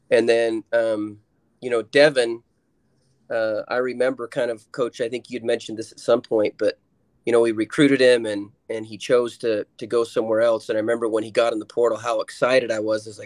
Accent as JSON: {"language": "English", "region": "Louisiana", "country": "United States", "said": "I'm basically from from Louisiana. I mean, I'm an adopted child from down there"}